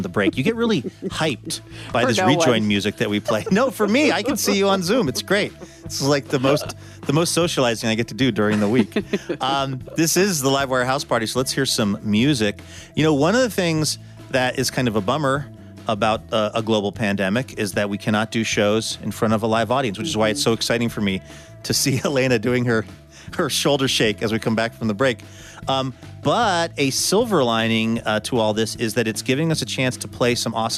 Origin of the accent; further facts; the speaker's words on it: Seattle, Washington, United States; I grew up in Seattle, the fair that we would go to was called the Puyallup Fair